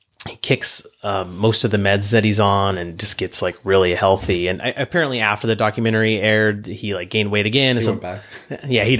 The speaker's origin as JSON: {"language": "English", "town": "Lodi", "region": "California", "country": "United States", "tie": "born or raised there", "said": "my hometown in Lodi"}